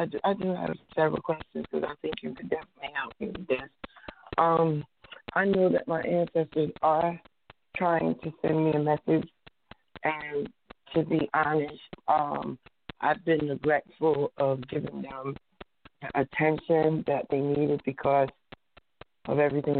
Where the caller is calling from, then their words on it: New Jersey, United States; I'm calling from New Jersey.